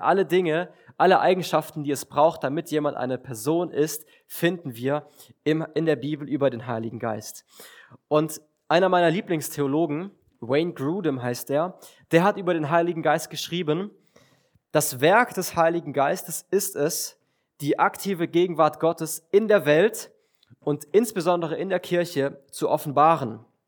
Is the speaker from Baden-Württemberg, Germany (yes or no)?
yes; Villingen-Schwenningen, Baden-Württemberg, Germany; ich komme aus Villingen